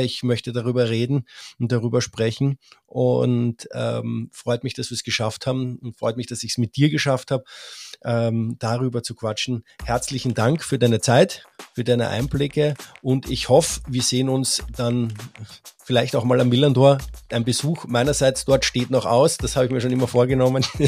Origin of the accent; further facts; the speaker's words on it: Austria; ich bin Österreicher